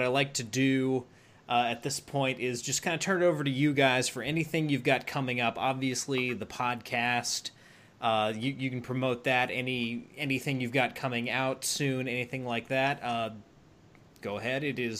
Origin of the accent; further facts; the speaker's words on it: United States; being an American in my early 20s.